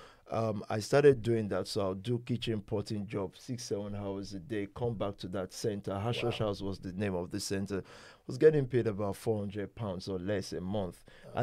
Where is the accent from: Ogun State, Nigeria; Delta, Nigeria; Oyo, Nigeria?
Oyo, Nigeria; Ibadan; moved away as an adult; now in United Kingdom; I grew up in Ibadan.